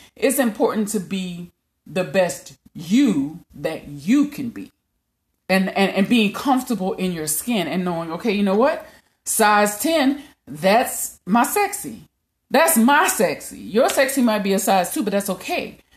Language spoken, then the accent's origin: English; Louisiana, United States; I'm from Louisiana